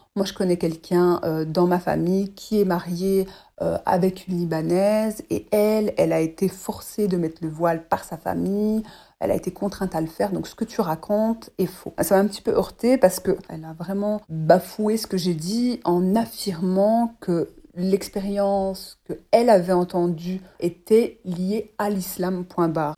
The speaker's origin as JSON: {"language": "French", "country": "Belgium", "said": "j'ai 30, ans et euh, je suis belge"}